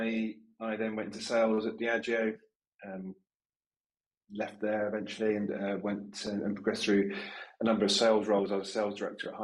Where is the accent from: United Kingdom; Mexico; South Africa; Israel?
United Kingdom; London; now in Leeds, United Kingdom; as a Londoner who now lives in Leeds